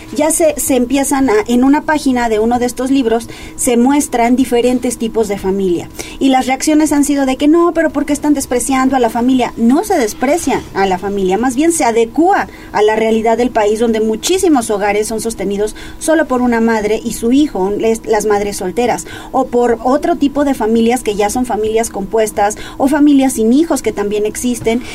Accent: Mexico; como mexicanos

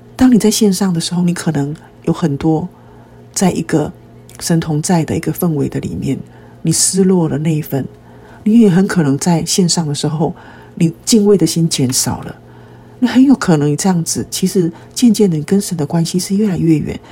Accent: Taiwan; 其实在台湾很多人，我们都是在拜偶像的环境中长大的。我们从小也是吃那几有相之物长大的

